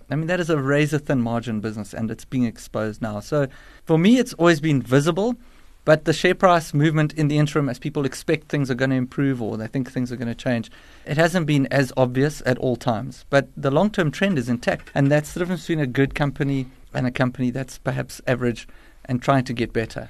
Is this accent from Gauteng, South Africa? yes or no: yes; Johannesburg, Gauteng, South Africa; I'm a Joburg born and bred